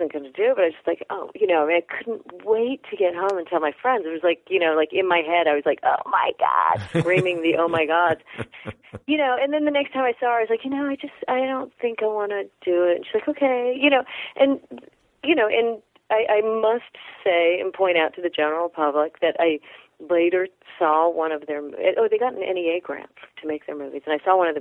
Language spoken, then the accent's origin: English; California, United States; I'm from California